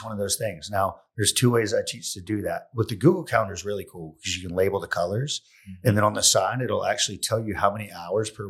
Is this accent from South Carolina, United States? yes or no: yes; Pontiac, South Carolina, United States; accent: country; also born or lived in San Francisco / Maui / Oregon / Columbia, South Carolina; I grew up in Pontiac, South Carolina